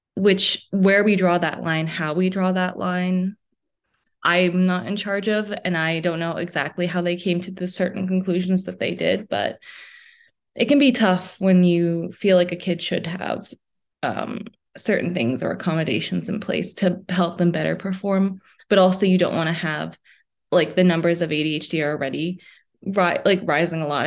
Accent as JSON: {"language": "English", "country": "United States", "tie": "born or raised there", "also_born_or_lived": "New York City, New York / New Jersey / Midwest", "said": "being originally from New York City and then moving to New Jersey. So, I say that I'm from the tri-state area."}